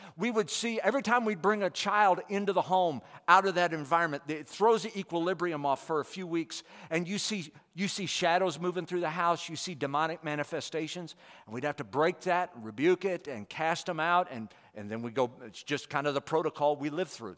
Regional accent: St. Louis County, Missouri, United States; moved away as an adult; also born or lived in India; we all grew up within about six miles of each other. Uh, so we're all from Saint Louis County

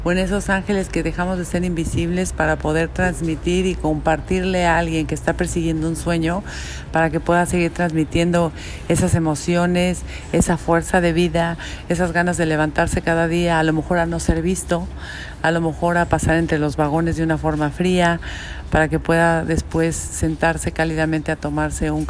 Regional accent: A Coruña, Galicia, Spain; moved away as an adult; now in Madrid, Spain; soy gallego, de la Colonia.

